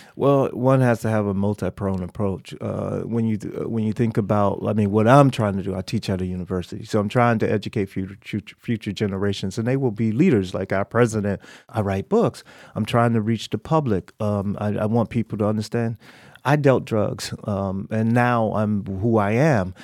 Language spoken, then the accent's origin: English; Miami, Florida, United States; moved away; I grew up in Miami